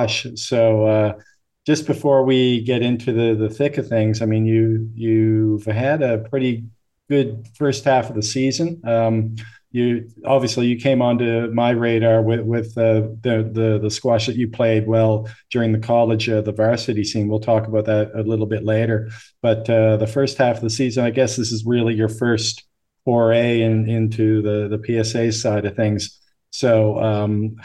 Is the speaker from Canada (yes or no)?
yes; Canada; I'm Canadian